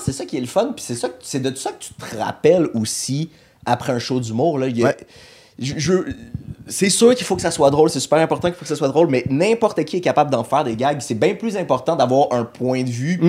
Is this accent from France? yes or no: no; Montreal, Quebec, Canada; also born or lived in Laval; j'ai grandi, j'ai vécu tout le temps à Montréal